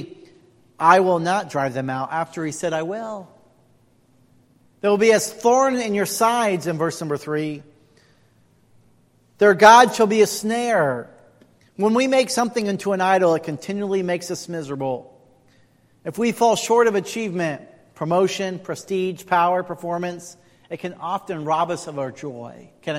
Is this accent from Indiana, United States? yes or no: yes; Indiana, United States; moved away; also born or lived in California; I grew up in Indiana.